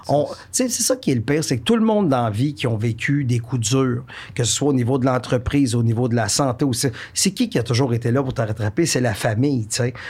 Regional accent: Warwick, Quebec, Canada; also born or lived in Victoriaville; je viens de la région des Bois-Francs, je suis natif de Warwick, euh, j'ai habité toute ma vie à Victoriaville

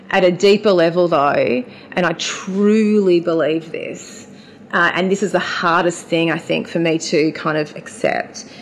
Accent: Mildura, Victoria, Australia; I was born at Mildura Base Hospital in 1980.

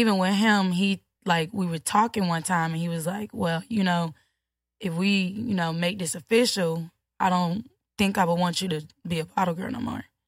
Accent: Chicago, Illinois, United States; I'm from Chicago

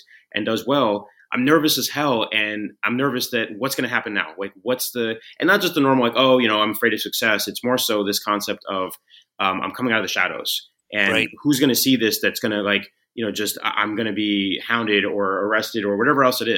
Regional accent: San Francisco, California, United States; growing up in San Francisco

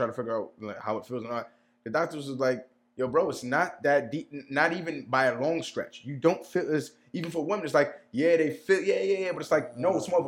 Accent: United States; I'm from the United States of America

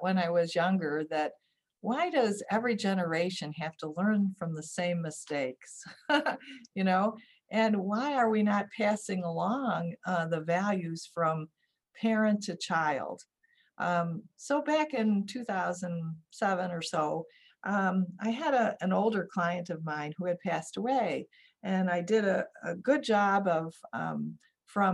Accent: Oak Lawn, Illinois, United States; I grew up on the southwest suburbs of Chicago, Oak Lawn

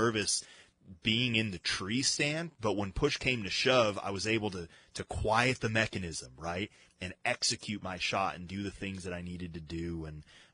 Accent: Colorado, United States; I grew up in Colorado

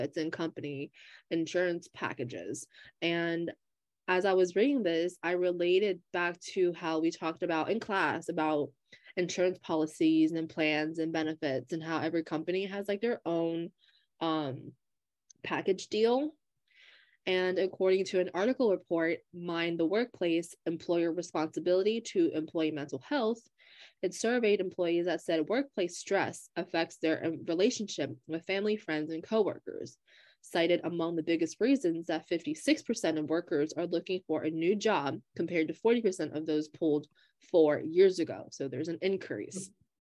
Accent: Hershey, Pennsylvania, United States; I am from Hershey, Pennsylvania

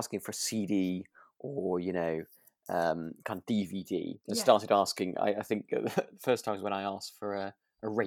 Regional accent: Harrogate, Yorkshire and the Humber, United Kingdom; I was born in Harrogate, so I was born very near, with a Betty's on the horizon.

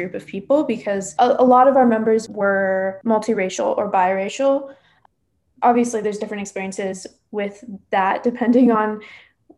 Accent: Seattle, Washington, United States; I'm a junior at Amherst College from Seattle, Washington

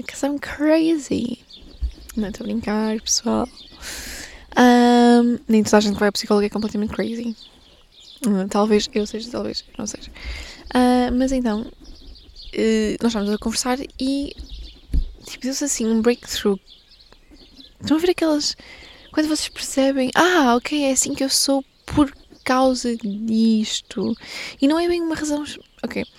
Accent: Portugal; eu sou portuguesa

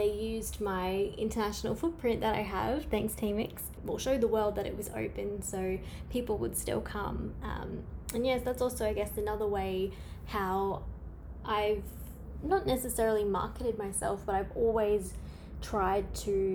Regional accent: Queensland, Australia; I'm from Australia. You can't tell by my accent. And I'm from the state of Queensland.

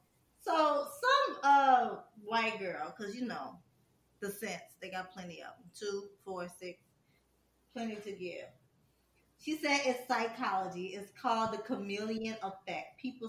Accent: Louisiana, United States; And I'm from Louisiana, but I live in Georgia. And I honestly, whoever I hang with the most, I started talking like them, like without even realizing it.

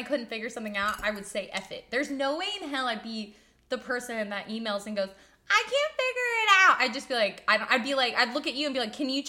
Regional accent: Texas, United States; being as from a Texan

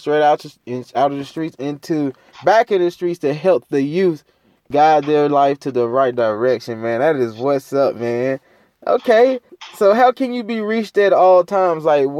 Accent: Gulfport, Mississippi, United States; growing up in North Gulfport, bro, and the PJs, it was kind of slow.

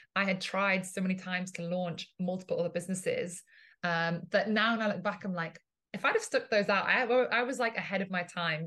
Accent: England, United Kingdom; moved away as an adult; also born or lived in Italy; now in Ibiza, Spain; I'm originally from Italy, uh, grew up in England, and now live in Ibiza in Spain

